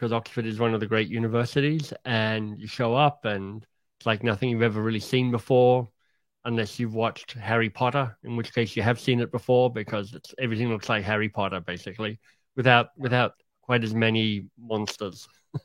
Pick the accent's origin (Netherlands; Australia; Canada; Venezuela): Australia; moved away as an adult; also born or lived in England; I grew up in Australia, had a happy childhood